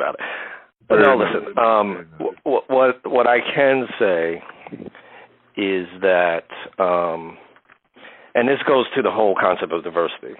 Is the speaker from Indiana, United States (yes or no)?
no; New Jersey, United States; also born or lived in Harlem, New York; now in New York City, United States; we grew up in Central Jersey